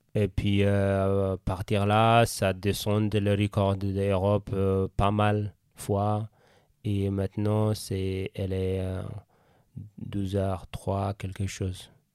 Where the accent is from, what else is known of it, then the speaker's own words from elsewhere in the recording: Eritrea; French is a second language; moved away as an adult; now in Switzerland; quand j'étais en Eritrea, jeune athlète